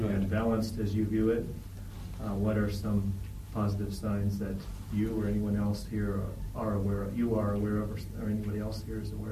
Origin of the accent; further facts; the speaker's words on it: Canada; moved away as an adult; now in United Kingdom; you can tell from my accent that I'm, although I'm from here, I haven't been from, only have been from here for a few months. Right. Canadian.